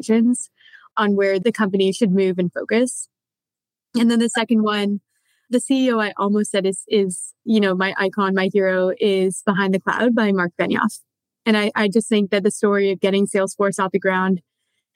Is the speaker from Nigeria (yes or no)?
no; Canada; now in New York, United States; I'm Canadian by origin, but I live in New York now